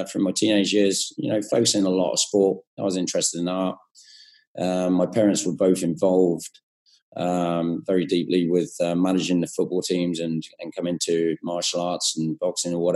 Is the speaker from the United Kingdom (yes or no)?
yes; England, United Kingdom; moved away as an adult; now in Australia; I'm from England and in a small country town, so a bit of a country boy. And I had a good upbringing